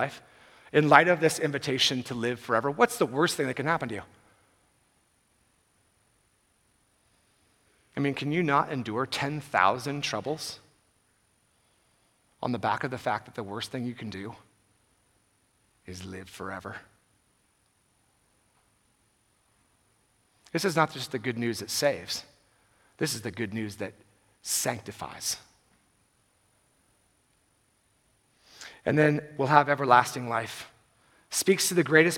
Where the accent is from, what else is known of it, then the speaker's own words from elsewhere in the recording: Bay Area, California, United States; I'm from the Bay Area